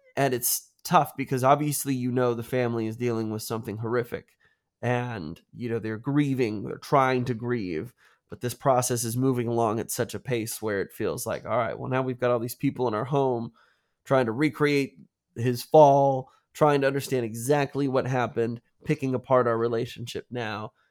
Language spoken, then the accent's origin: English; United States; as an American